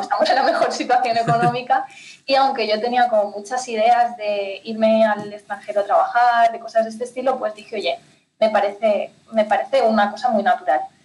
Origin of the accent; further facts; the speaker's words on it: Spain; moved away as an adult; now in Ciudad Real, Spain; yo soy de España, pero soy de un pueblecito súper chiquitín del Pirineo, del norte de mm. España nací y crecí en medio del campo